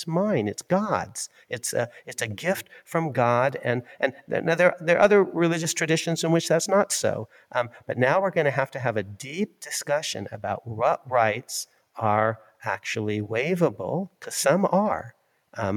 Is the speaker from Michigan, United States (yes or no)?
yes; Ann Arbor, Michigan, United States; I was born in Ann Arbor, Michigan.